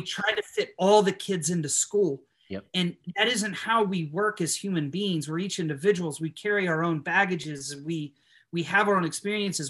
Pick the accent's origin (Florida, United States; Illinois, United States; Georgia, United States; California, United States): Illinois, United States; moved away as an adult; now in Nashville, United States; I was living in Illinois at the time